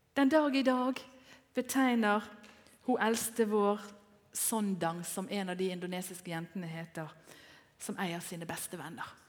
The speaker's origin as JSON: {"language": "Norwegian", "town": "Bergen", "region": "Vestland", "country": "Norway", "moved": "as an adult", "said": "den bydamen som jeg er fra Bergen"}